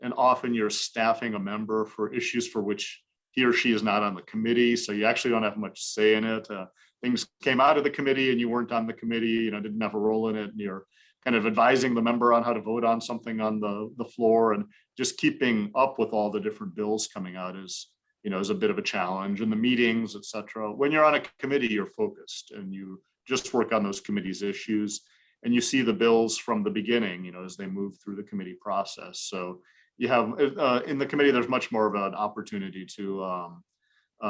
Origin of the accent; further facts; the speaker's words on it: California, United States; moved away as an adult; now in Washington, D.C., United States; I grew up in California